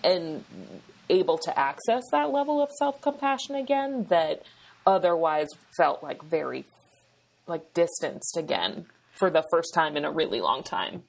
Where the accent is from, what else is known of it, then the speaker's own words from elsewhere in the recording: New Hampshire, United States; now in California, United States; I live in California, but I'm from New Hampshire